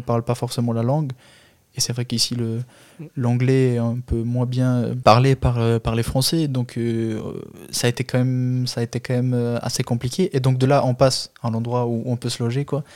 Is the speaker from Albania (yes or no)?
yes; Albania; French is a second language; now in France; chez nous en Albanie